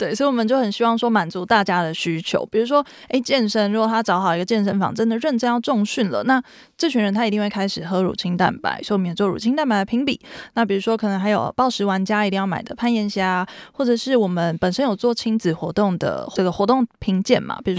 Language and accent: Chinese; Taipei, Taiwan; 我是台北人，一路在台北长大